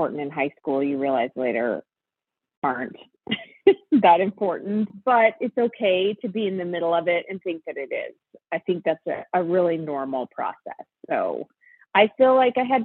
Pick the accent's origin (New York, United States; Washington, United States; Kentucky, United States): Washington, United States; Spokane; moved away as an adult; I grew up in Spokane, Washington, which is where I live now